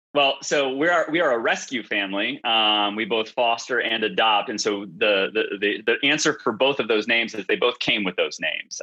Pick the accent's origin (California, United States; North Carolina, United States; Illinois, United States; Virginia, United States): Illinois, United States; Chicago; moved away as an adult; also born or lived in Arkansas; I took a detour from where I was born and raised in in Chicago area to Arkansas